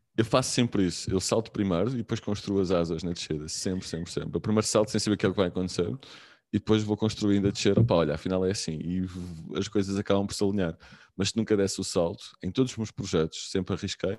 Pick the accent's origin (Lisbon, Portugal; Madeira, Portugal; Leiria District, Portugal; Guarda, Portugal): Lisbon, Portugal; moved away; also born or lived in Aveiro / Algarve / Porto; sou de Lisboa, mas estava em Aveiro, já, tive, já, já tinha vivido no Algarve, já tinha vivido no Porto